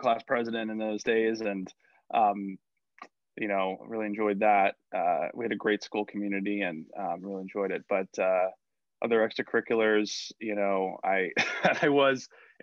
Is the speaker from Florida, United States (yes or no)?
yes; Tampa, Florida, United States; born or raised there; also born or lived in New York City / Montclair, New Jersey / San Francisco, California; now in Florida, United States